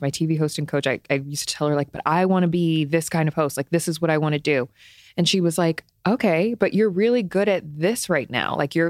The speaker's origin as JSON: {"language": "English", "town": "Cleveland", "region": "Ohio", "country": "United States", "tie": "born there", "said": "I was born in Cleveland, Ohio. Rare fact about me."}